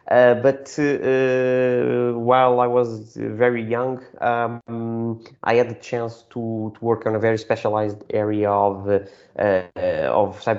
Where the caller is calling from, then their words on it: Lisbon, Portugal; today I'm calling from Lisbon. We are located in Lisbon.